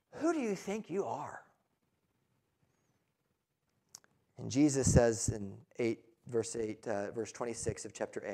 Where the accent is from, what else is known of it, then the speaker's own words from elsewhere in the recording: United States; we are American